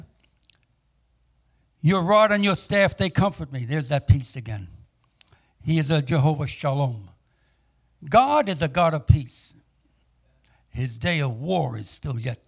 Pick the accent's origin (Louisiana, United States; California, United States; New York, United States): New York, United States; New York City; moved away as an adult; also born or lived in Tulsa, Oklahoma; now in New Jersey, United States; I'm a New Yorker, grew up in Manhattan and Queens